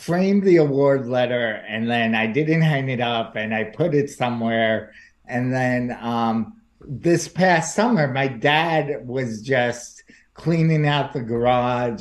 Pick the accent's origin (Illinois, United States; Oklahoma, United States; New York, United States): New York, United States; New York City; moved away as an adult; now in New Jersey, United States; I'm from New York. I grew up in New York. I live in New Jersey now